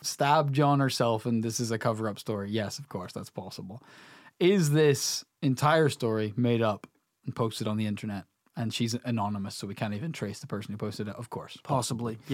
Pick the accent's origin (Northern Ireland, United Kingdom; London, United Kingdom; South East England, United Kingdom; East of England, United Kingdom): Northern Ireland, United Kingdom; we're here from Northern Ireland. You know, this is a rural country